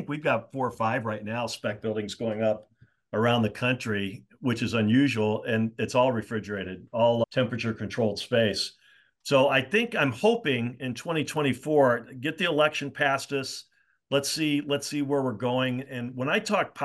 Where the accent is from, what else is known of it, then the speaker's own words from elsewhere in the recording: Indianapolis, Indiana, United States; Indianapolis, you know, my hometown